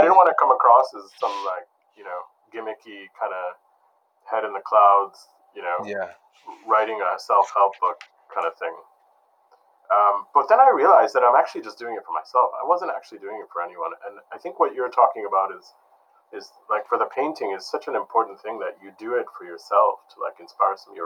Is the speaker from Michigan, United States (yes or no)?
yes; Detroit, Michigan, United States; I grew up in Detroit